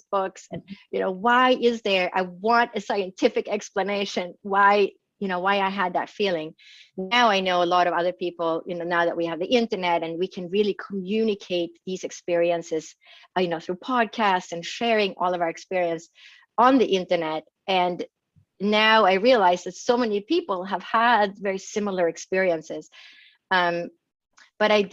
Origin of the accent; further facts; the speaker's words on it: northern Sweden, Sweden; moved away; I grew up in Sweden, in northern Scandinavia and Europe